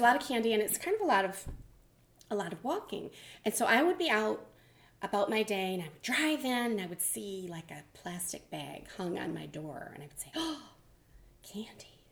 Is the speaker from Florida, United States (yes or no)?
no; Michigan, United States; moved away as an adult; also born or lived in Nashua, New Hampshire; now in Mount Vernon, United States; I'm from Michigan.